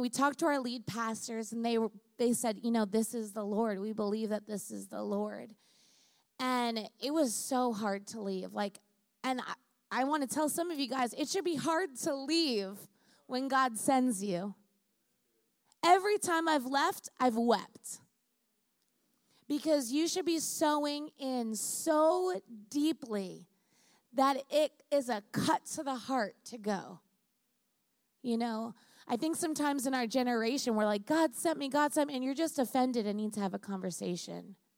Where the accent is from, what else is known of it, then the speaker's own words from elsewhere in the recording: Long Island, New York, United States; now in California, United States; I grew up in Long Island, so I know the Jewish community very well.